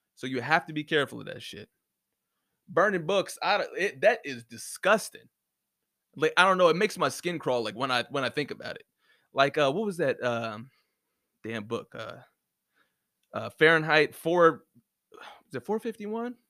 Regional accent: United States; moved away; I'm from the States

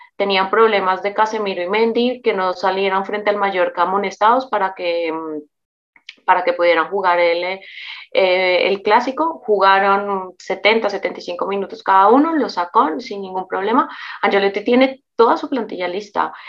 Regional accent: Colombia; como decimos los colombianos

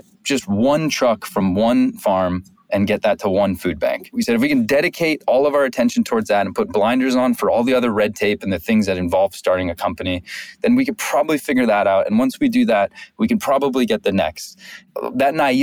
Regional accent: Santa Monica, California, United States; I grew up in Santa Monica.

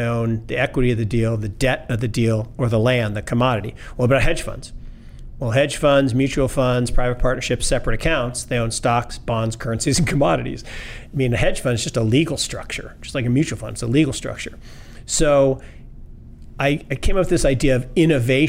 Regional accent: Seattle, Washington, United States; I grew up in Seattle

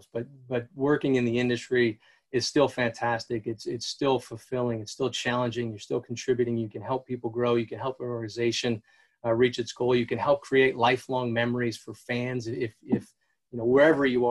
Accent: New Hampshire, United States; I grew up in New Hampshire

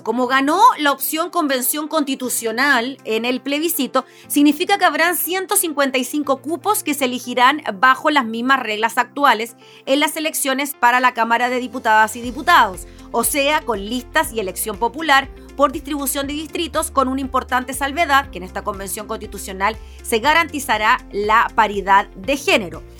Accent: Chile; como chilenos

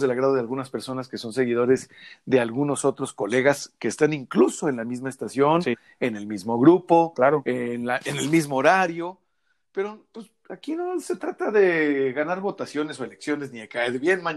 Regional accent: Mexico; todas y todos somos mexicanos

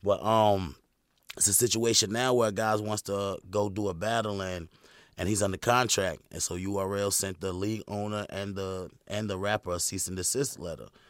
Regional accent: Fuquay-Varina, North Carolina, United States; Fuquay, man. I'm from Carolina.

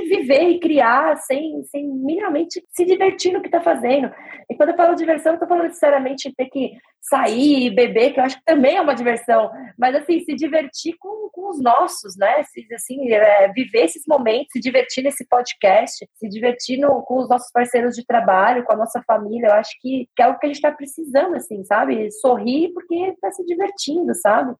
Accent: Brazil; ainda sendo brasileiro

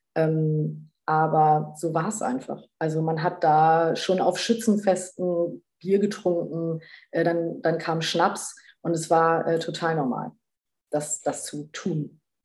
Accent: Bremen, Germany; moved away; lebe in Bremen wieder in meiner alten Heimat

